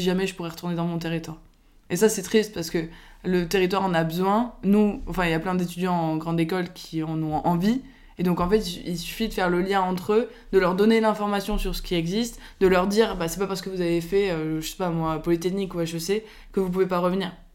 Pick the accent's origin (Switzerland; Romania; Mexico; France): France; Biarritz, Nouvelle-Aquitaine; moved away; le cadre de vie de mon enfance euh, à Biarritz